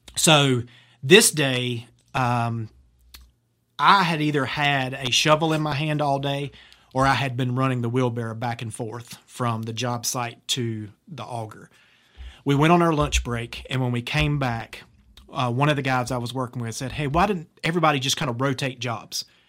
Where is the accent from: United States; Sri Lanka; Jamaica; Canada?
United States; Laurinburg, North Carolina; at a glass plant in my hometown of Laurinburg, North Carolina